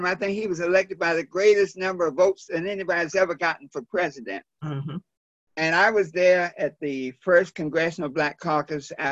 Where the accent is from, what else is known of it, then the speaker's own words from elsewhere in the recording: Wilmington, North Carolina, United States; my hometown